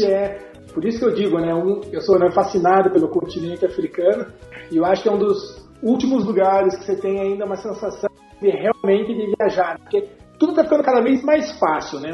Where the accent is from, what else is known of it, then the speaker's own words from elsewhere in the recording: Brazil; como brasileiro